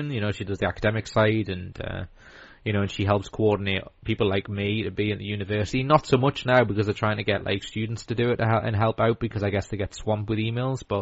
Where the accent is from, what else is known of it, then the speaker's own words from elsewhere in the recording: North East England, United Kingdom; I mean we're all Geordie. We're all Geordie fans.